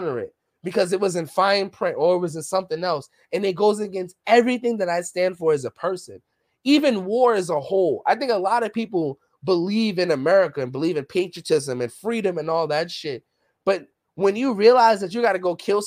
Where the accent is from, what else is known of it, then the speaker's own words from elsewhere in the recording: New York City, New York, United States; growing up in the Bronx, growing up in the hood